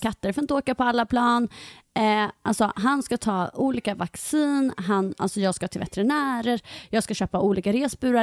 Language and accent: Swedish; Halmstad, Halland County, Sweden; now in Greece; jag kommer ju från Halmstad